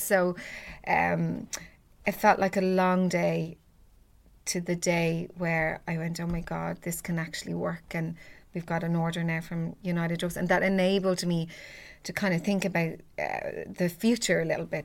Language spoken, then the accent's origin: English; Ballybrack, Leinster, Ireland; a lovely girl that I grew up with in Ballybrac